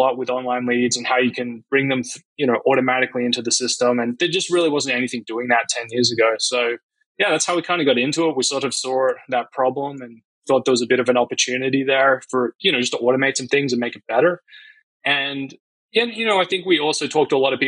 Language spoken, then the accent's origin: English; Australia; moved away as an adult; now in United States; I grew up in Australia